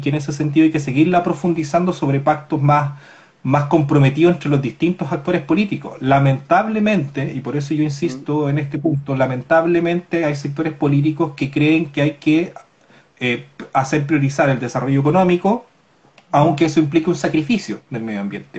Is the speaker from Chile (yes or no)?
yes; Corral, Los Ríos, Chile; yo soy de Corral